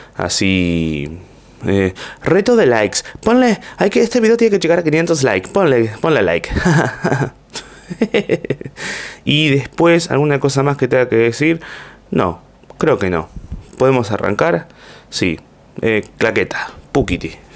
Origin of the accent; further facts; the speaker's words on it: Argentina; desde acá en Argentina